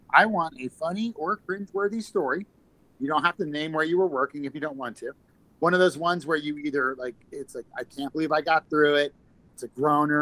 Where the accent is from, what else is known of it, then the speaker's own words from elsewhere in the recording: Columbia, Maryland, United States; I grew up in Maryland, out like Columbia, Maryland